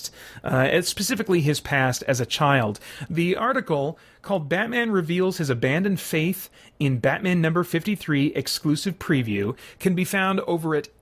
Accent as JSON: {"language": "English", "country": "United States", "said": "I as an American"}